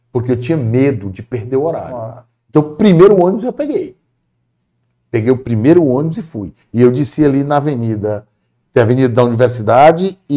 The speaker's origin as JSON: {"language": "Portuguese", "region": "Piauí", "country": "Brazil", "said": "como eu vinha de, de, do Piauí, a lógica era assim: eu tenho que fazer um bom curso."}